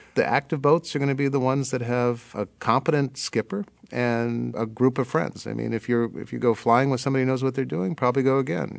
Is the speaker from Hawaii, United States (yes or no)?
yes; Hawaiian Islands, United States; now in Berkeley, United States; I grew up in the Hawaiian Islands